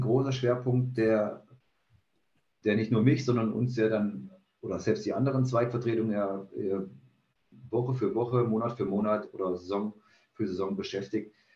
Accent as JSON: {"language": "German", "town": "Jena", "region": "Thuringia", "country": "Germany", "moved": "as an adult", "lives_now": "Cologne, Germany", "said": "dass ich über die Hälfte meines Lebens in Jena verbracht habe. Ja, Spieler, U19-Trainer, Co-Trainer der ersten Mannschaft, Cheftrainer der ersten Mannschaft. Und ja, es ist meine Heimat"}